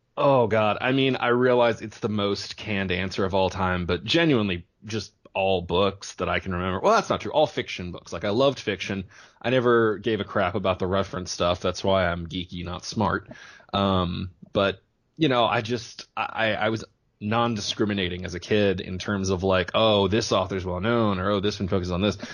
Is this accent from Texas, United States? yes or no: yes; small town southeast of Houston, Texas, United States; from a small town that I'm guessing your listeners have never heard